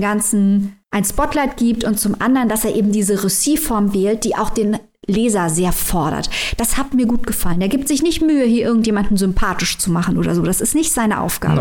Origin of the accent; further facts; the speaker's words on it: Germany; wir als Deutsche